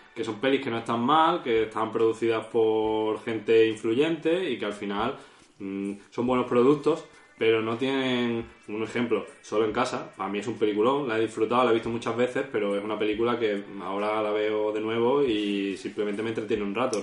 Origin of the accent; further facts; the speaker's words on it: Málaga, Andalusia, Spain; aquí somos todos de Málaga